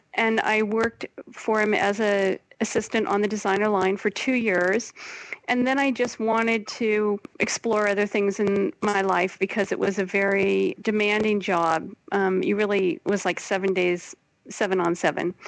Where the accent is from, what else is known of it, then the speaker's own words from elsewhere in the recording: Portland, United States; moved away as an adult; also born or lived in New York; now in Brussels, Belgium; growing up in Portland, when I grew up there, wasn't so kind of hip the way it is now